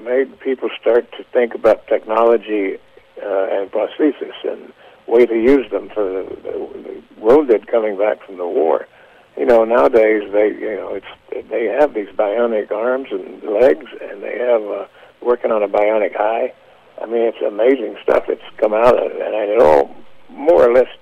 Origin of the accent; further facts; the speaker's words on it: United States; moved away as an adult; also born or lived in Kentucky / Tennessee; I was raised there in Kentucky and Tennessee